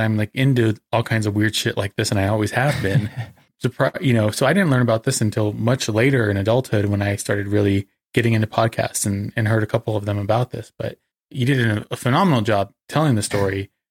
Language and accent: English; American Desert Southwest, United States; being an American